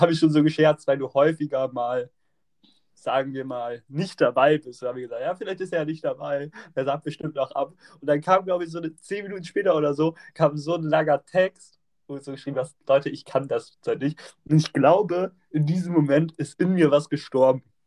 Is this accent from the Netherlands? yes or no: no; Bremen, Germany; Wir kommen ja alle aus Bremen